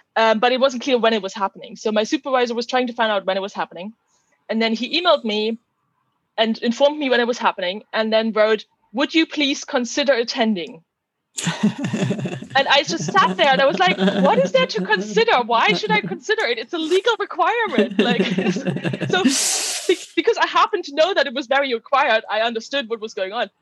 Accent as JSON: {"language": "English", "country": "Germany", "also_born_or_lived": "Netherlands / Oxford, United Kingdom", "moved": "as an adult", "said": "I'm originally from Germany"}